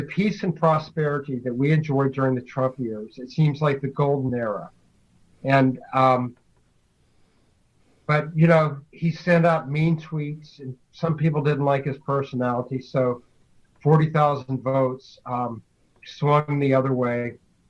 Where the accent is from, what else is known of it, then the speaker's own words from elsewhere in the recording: Louisiana, United States; moved away as an adult; also born or lived in London; now in Chicago, United States; I'm originally from Louisiana and moved up to Chicago about, 26 years ago now